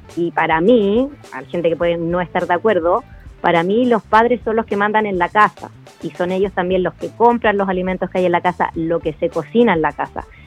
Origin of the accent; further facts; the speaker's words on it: Pirque, Santiago Metropolitan Region, Chile; yo vivía en el campo, yo, soy de Pirque, y mi mamá siempre me mandó fruta al colegio